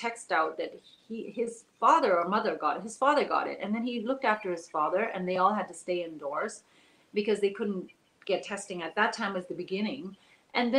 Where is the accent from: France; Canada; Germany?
Canada; also born or lived in Taiwan / Hong Kong; So she brought us all to Canada, and she didn't speak any English. I didn't speak any English. And so, so I was just 5 years old or 4 and a half